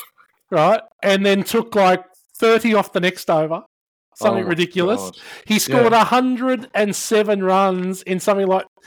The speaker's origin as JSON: {"language": "English", "country": "Australia", "said": "As an Australian"}